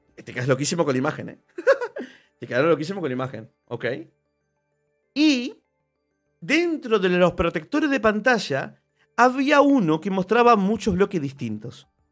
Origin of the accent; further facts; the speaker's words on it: Argentina; Yo soy argentino